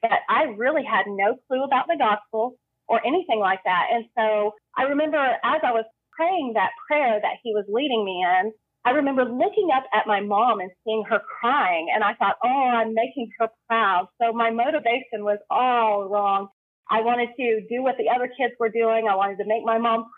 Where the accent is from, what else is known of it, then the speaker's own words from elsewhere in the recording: Western North Carolina, United States; I was born in North Carolina, and I have spent most of my life in Western North Carolina.